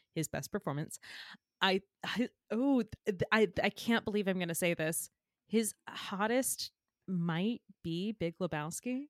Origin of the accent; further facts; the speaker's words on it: the South, United States; I'm from the South